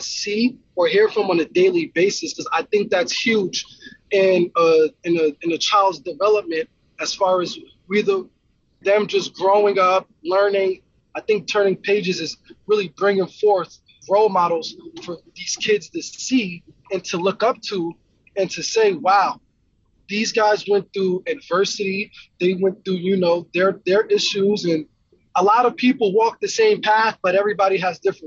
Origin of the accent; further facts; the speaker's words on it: Yonkers, New York, United States; moved away as an adult; now in Idaho, United States; I grew up in Yonkers, New York